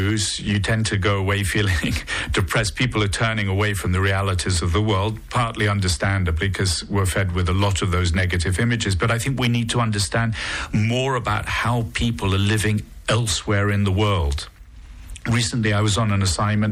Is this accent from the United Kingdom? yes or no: yes; United Kingdom; now in Monaco; I've become Monegasque. I'm not sure if I can still be called British.